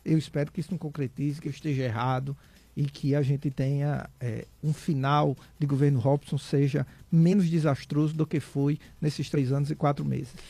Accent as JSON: {"language": "Portuguese", "region": "Rio Grande do Norte", "country": "Brazil", "said": "eu sou um potiguar que ama a minha terra que ama minha terra de verdade"}